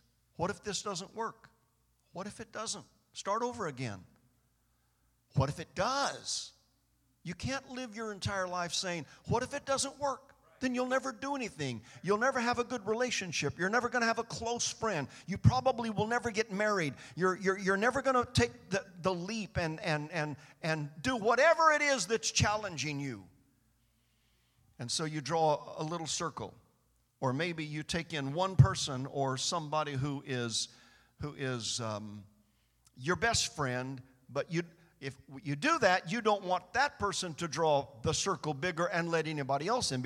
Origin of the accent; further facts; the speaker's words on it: Bakersfield, California, United States; I was born and raised in Bakersfield